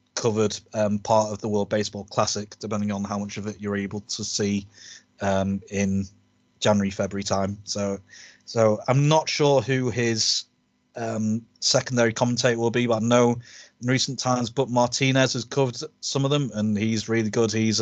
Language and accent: English; United Kingdom; as British baseball fans